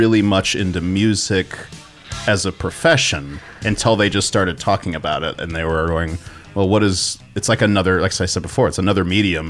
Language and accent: English; the South, United States; growing up in the South